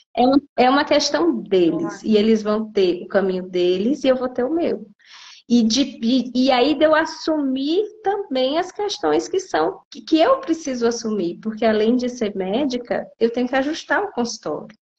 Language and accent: Portuguese; Piauí, Brazil; moved away as an adult; also born or lived in São Paulo; now in Brasília, Brazil; eu sou do Piauí. Originalmente, eu me formei no Piauí